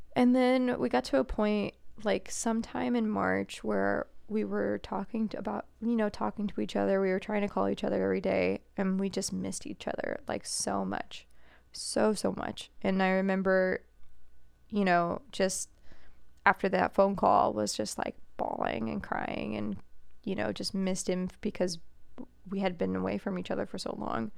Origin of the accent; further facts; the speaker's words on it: New England, United States; moved away as an adult; now in Indianapolis, United States; as a New Englander